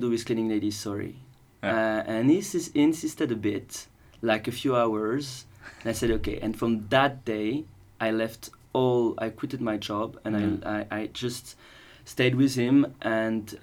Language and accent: English; Paris, Île-de-France, France; moved away as an adult; now in Switzerland; I'm actually from Paris, even though I've been living in Switzerland for 7 years now